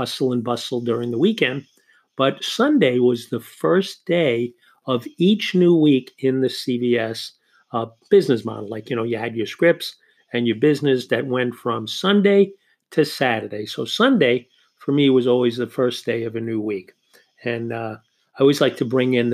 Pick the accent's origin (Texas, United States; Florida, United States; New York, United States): New York, United States; accent: New York; I am here in New York. You can tell by my accent